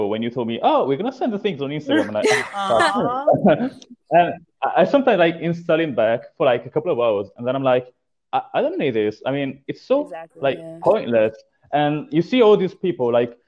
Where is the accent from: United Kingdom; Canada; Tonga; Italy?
Italy; born or raised there; moved away as an adult